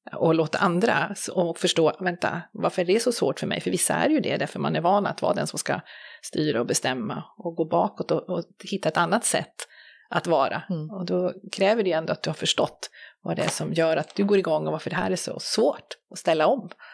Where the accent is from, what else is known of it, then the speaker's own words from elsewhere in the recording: Sweden; vi som, som svenskar